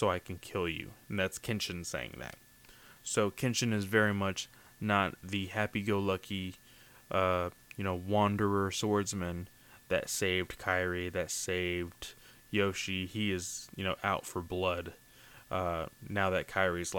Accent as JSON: {"language": "English", "country": "United States", "said": "me as an American"}